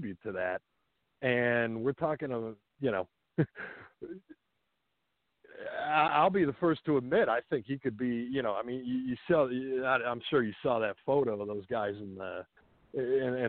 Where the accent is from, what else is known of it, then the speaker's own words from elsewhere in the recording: Chicago, Illinois, United States; also born or lived in Dallas / Miami; now in St. Petersburg, United States; I grew up in Chicago, lived in Dallas for a while